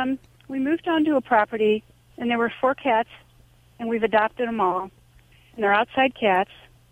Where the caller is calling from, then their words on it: Driftwood, Texas, United States; I'm actually calling from Driftwood, Texas.